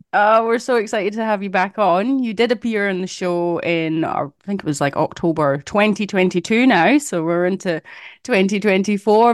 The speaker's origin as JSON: {"language": "English", "region": "Scotland", "country": "United Kingdom", "tie": "born or raised there", "moved": "yes", "lives_now": "Perth, Australia", "said": "I grew up in Scotland"}